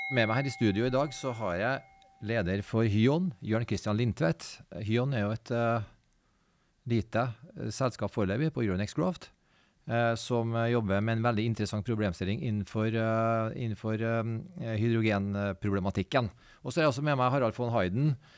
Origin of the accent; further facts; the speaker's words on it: Trondheim, Trøndelag, Norway; Jeg kommer fra Trondheim